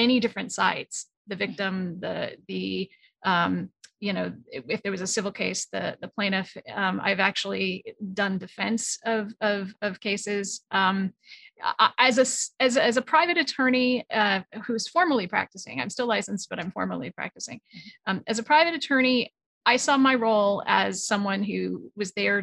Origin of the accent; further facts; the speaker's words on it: New England, United States; moved away as an adult; now in Los Angeles, United States; I am from New England and a Los Angeles transplant. So I live in Los Angeles, California right now.